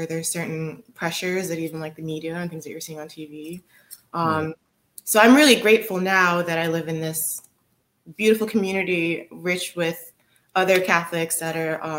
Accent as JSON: {"language": "English", "town": "Cleveland", "region": "Ohio", "country": "United States", "tie": "born or raised there", "also_born_or_lived": "Nigeria", "said": "I grew up in Cleveland, which has a Cleveland Clinic"}